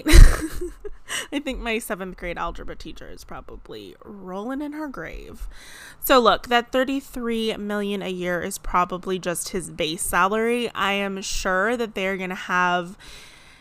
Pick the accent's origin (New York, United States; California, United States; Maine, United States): California, United States; San Diego; my hometown where I grew up in San Diego